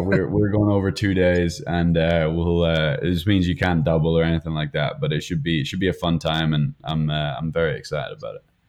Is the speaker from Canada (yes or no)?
no; United Kingdom; moved away as an adult; now in United States; being British